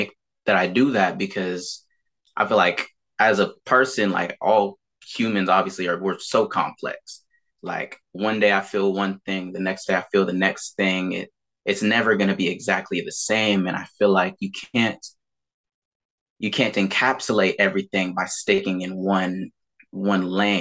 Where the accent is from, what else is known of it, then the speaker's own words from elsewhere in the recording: Fairfield, California, United States; also born or lived in Vallejo, California / Suisun City, California; I've lived in Fairfield and Sassoon, kind of back and forth between those two for pretty much all of my life